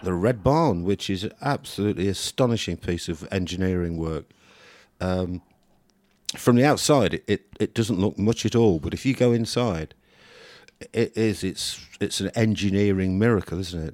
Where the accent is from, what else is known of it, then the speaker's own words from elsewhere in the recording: United Kingdom; being British